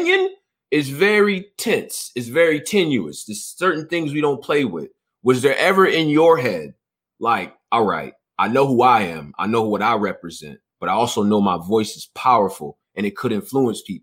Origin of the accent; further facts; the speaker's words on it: Rochester, New York, United States; I'm from the East. I'm from Rochester, New York, upstate